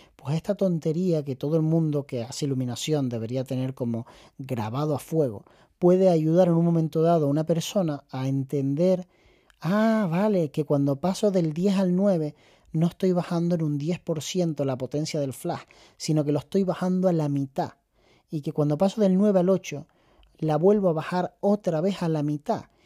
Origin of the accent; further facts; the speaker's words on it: Canary Islands, Spain; accent: Canarian; siendo canario, que no es fácil porque hablamos muy aspirado